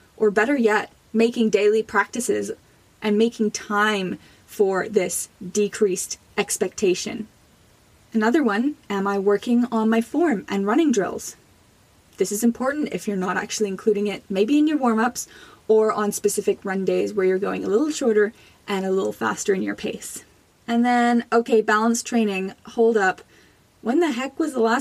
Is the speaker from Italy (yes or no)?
no; Jamaica; now in Canada; I was born in Jamaica